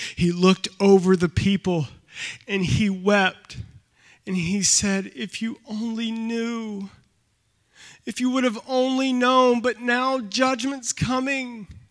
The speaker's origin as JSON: {"language": "English", "region": "North Carolina", "country": "United States", "moved": "yes", "lives_now": "Michigan, United States", "said": "I'm from North Carolina."}